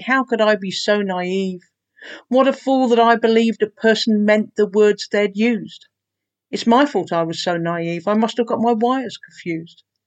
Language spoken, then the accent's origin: English; Peterborough, East of England, United Kingdom; moved away; Growing up in Peterborough